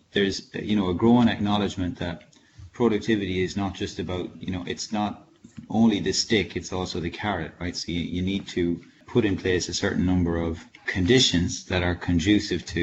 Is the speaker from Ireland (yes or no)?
yes; Ireland; moved away as an adult; now in France; I grew up in rural Ireland